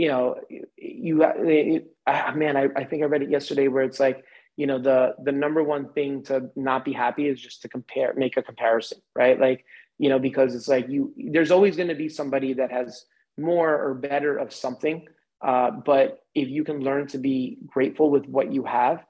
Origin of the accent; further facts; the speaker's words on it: a suburb outside of New York City, United States; moved away; also born or lived in Manhattan, New York; I grew up in a suburb outside of New York City